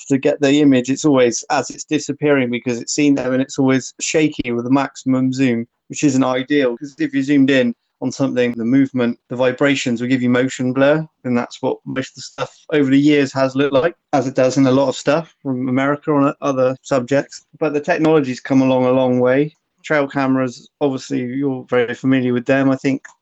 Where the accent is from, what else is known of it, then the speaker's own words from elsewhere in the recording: Somerset, South West England, United Kingdom; I grew up always in Somerset